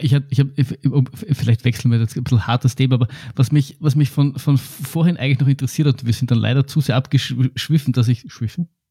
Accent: Austria; bei uns in Österreich

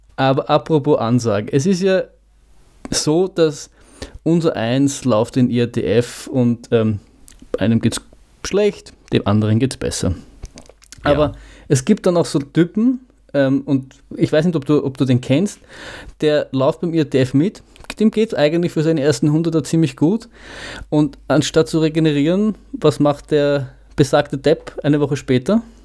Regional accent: Vienna, Austria; als Wiener

